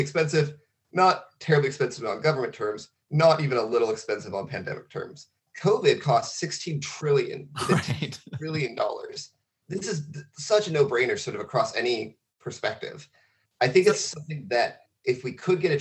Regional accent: Coast Range, Oregon, United States; I'm from the Coast Range. Very few people are, but I'm one of them.

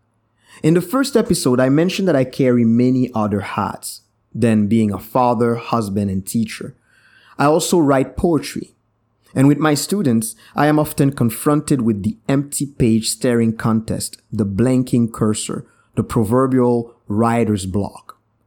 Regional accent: Brussels, Belgium; born there; I was born in 1981 in Brussels, Belgium. My Haitian parents met there while in university.

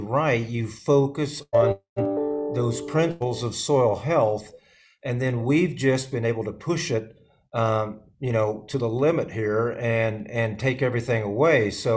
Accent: Midwest, United States; I grew up in the Midwest

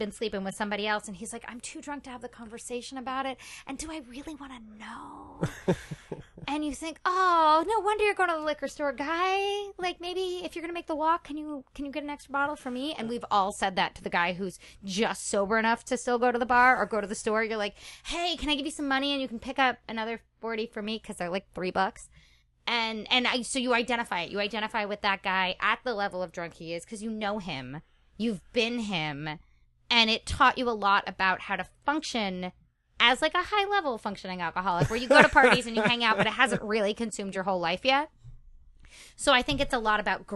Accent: Westchester County, New York, United States; moved away

